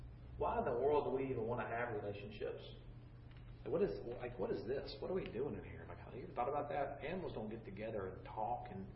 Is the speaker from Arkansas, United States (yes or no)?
no; Gainesville, Florida, United States; I grew up in Gainesville, Florida, and the Suwannee River